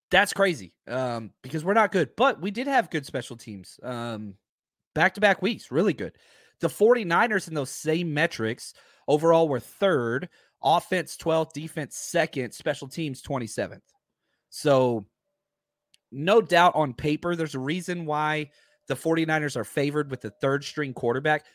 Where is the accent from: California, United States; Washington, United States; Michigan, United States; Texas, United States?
Texas, United States; I'm from Texas